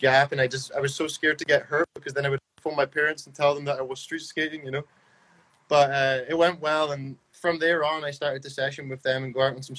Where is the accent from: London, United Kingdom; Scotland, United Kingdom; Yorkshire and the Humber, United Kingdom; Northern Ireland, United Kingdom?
Scotland, United Kingdom; Stonehaven; now in Denmark; I'm from a small town called Stonehaven, which is 20 minutes from Aberdeen